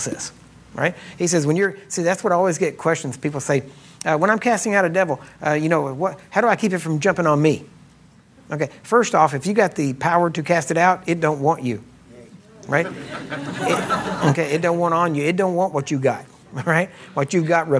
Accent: Texas, United States

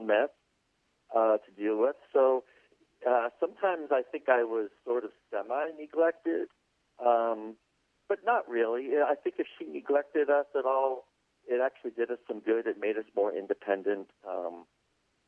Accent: Los Angeles, California, United States; also born or lived in Pittsburgh, Pennsylvania; we grew up, split our time between Pittsburgh, Pennsylvania, and Los Angeles, California

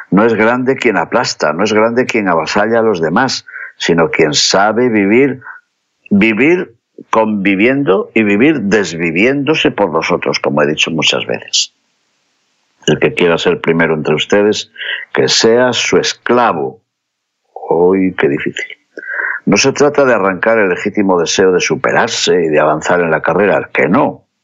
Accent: León, Castile and León, Spain; por nuestra España, que tiene por patrón a Santiago, que pidamos por todos los peregrinos que pasan por mi ciudad natal de León, camino de Santiago.

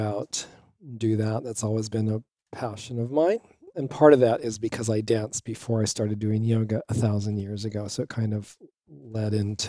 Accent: Los Angeles, California, United States; moved away as an adult; also born or lived in Santa Fe / East Bay; now in Bay Area, United States; I never really resonated with LA, even though I grew up there.

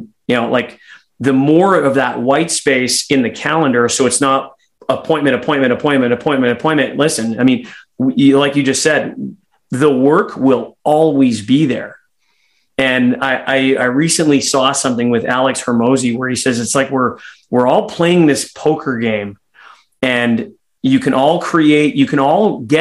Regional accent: Canada; as a Canadian

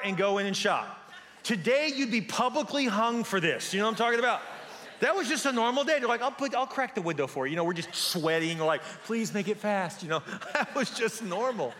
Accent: Houston, Texas, United States; I grew up in Houston.

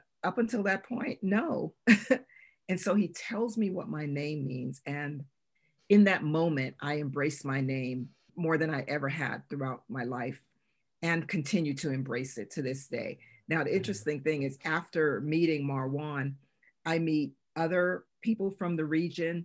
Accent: New York, United States; moved away as an adult; now in North Carolina, United States; I grew up in New York

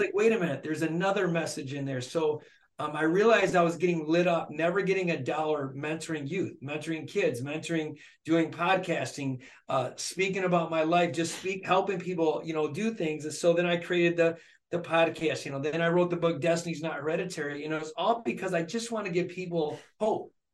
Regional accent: Flint, Michigan, United States; born and raised in Flint, Michigan by a single mom

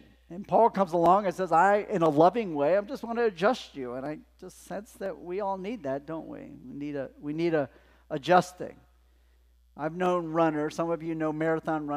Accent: Los Angeles, California, United States; I grew up in Los Angeles outside

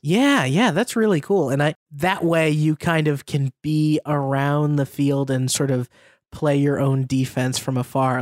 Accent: United States; as an American

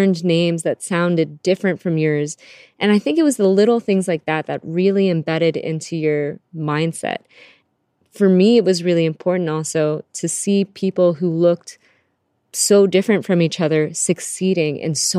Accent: Harrisonburg, Virginia, United States; also born or lived in Canada / Philippines; I was born in Canada and then grew up in the Philippines with my grandparents and aunt, and then came to Virginia for most of my childhood and schooling

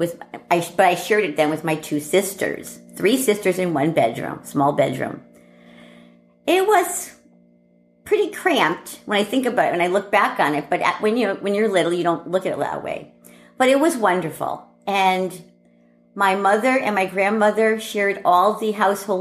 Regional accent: Stratford, Connecticut, United States; moved away; also born or lived in Bridgeport, Connecticut; I grew up, I was born in Bridgeport, Connecticut. And when I was 4 years old, we moved to Stratford, Connecticut

